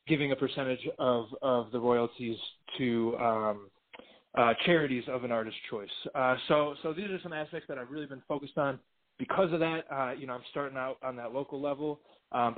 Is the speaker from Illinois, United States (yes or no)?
yes; Chicago, Illinois, United States; I was born and raised in Chicago